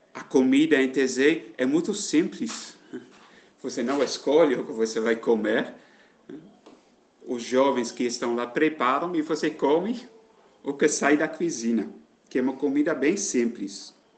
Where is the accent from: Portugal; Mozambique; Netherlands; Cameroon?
Netherlands; moved away as an adult; now in Alagoinhas, Brazil; eu sou da Holanda